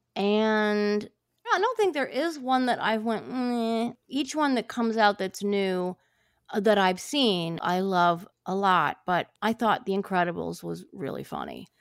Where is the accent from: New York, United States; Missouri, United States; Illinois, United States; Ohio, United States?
Ohio, United States; I grew up in Ohio